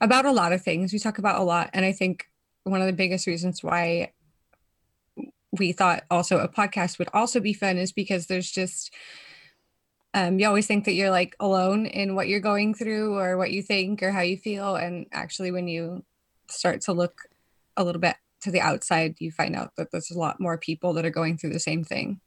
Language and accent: English; California, United States; moved away as an adult; now in Netherlands; I'm actually from California